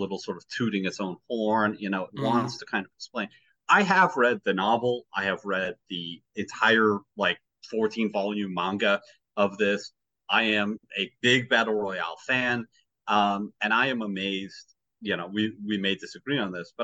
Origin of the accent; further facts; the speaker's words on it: United States; I'm an American